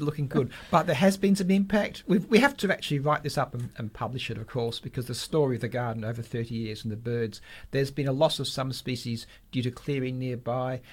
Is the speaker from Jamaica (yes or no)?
no; South Perth, Western Australia, Australia; I grew up in South Perth, an old suburb.